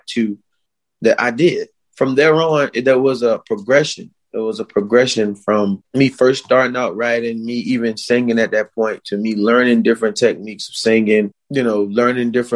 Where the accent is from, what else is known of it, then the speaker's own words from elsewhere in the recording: Hemingway, South Carolina, United States; my school in Hemingway, growing up in Hemingway